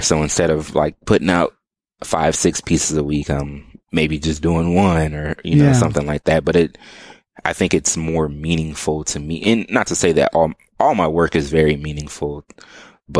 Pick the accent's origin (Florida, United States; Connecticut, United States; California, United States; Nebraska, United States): Nebraska, United States; Omaha; now in Austin, United States; growing up in Omaha